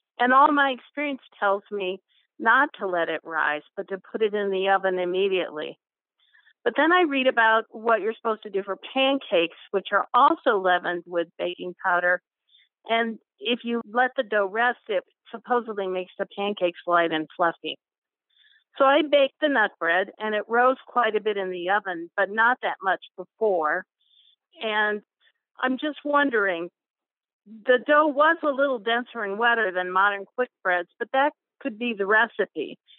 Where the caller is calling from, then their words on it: Mogadore, Ohio, United States; I'm calling from Mogador, Ohio. It's just outside of Akron.